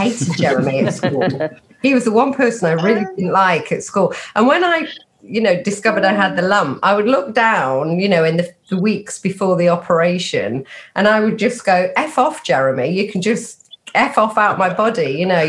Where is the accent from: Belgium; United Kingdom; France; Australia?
United Kingdom; Nottingham, East Midlands; moved away as an adult; also born or lived in London; I grew up in Nottingham